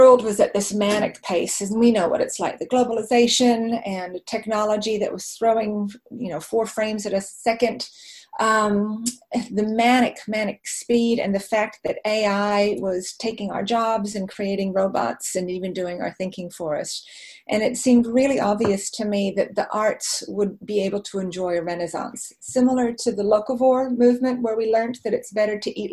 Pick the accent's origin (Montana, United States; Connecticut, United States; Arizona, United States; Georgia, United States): Arizona, United States; moved away as an adult; now in New Zealand; My childhood was spent in the desert in Arizona.